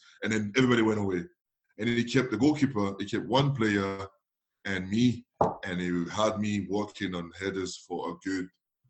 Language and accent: English; Nantes, Pays de la Loire, France; I'm from Nantes, where we play on the feet, like.